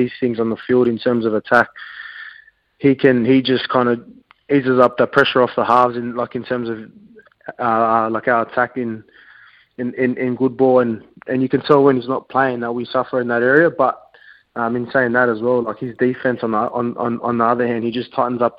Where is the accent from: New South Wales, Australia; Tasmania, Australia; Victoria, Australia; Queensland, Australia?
New South Wales, Australia; Sydney; my mother's coming up from Sydney, because we're from Sydney, my family